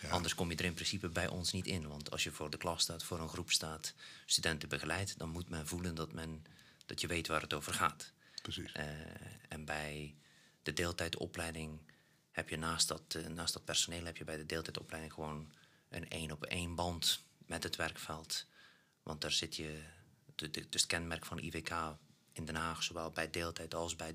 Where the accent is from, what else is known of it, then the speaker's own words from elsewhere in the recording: Belgium; En ook eh, als, als een Belg, ja, dan eh, ben je net nog iets kleiner dan Nederland